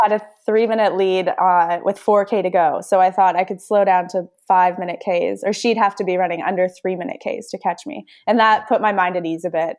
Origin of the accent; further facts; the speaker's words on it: Edmonton, Alberta, Canada; growing up in Edmonton